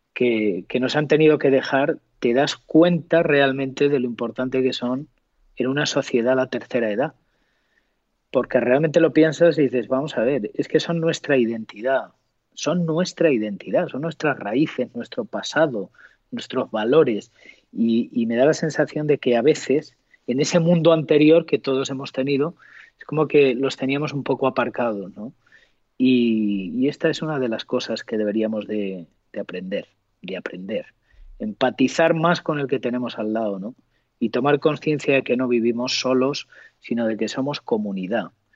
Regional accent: Montiel, Castilla-La Mancha, Spain; now in Madrid, Spain; Yo tengo la gran fortuna de haber nacido en un pueblo maravilloso que es Montiel

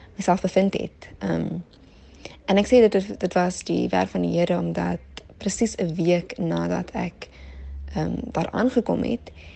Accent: Helderberg area, Western Cape, South Africa; moved away as an adult; also born or lived in Paarl / South Korea / South America; Ek is oorspronklik van die Parel, maar het 'n paar jaar in die Hilderberg area gebly en groot geword.

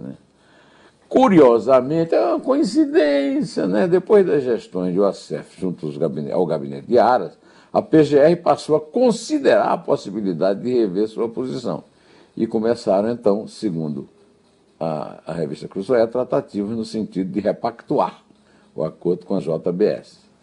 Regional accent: Sertão, Northeast Brazil, Brazil; Eu sou sertanejo

